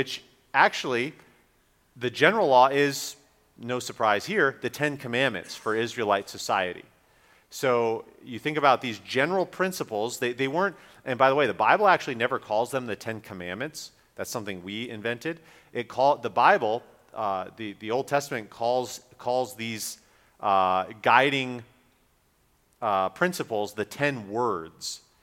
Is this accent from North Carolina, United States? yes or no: yes; Raleigh, North Carolina, United States; my hometown of Raleigh